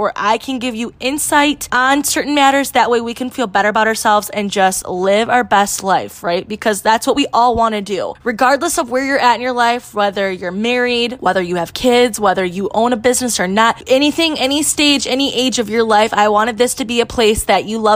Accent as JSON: {"language": "English", "region": "Michigan", "country": "United States", "said": "I am from Michigan, and I own a women's boutique in Port Huron"}